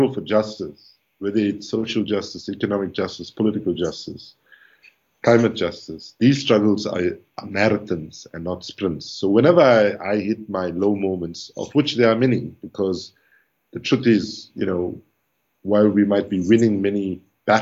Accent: Durban, KwaZulu-Natal, South Africa; moved away as an adult; also born or lived in Oxford; I left Durban for South Africa, Durban in South Africa for Oxford as a South African, but I came back home as an African

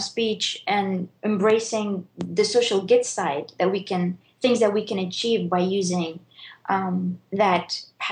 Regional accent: Bahrain; I grew up in Bahrain

